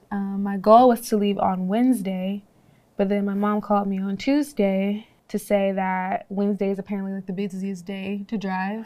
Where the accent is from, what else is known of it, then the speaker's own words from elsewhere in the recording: Georgia, United States; I'm from Georgia, never been out in no cold